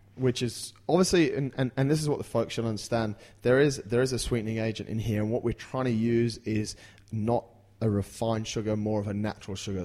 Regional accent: England, United Kingdom; I'm from England

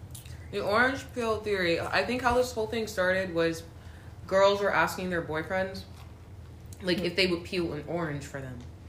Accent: South Carolina, United States; I'm from South Carolina. And that's it. It's just South Carolina.

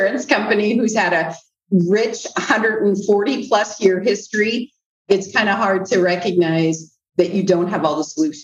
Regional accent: Central Iowa, United States; moved away as an adult; growing up in Central Iowa was home for me. So I came back to Central Iowa

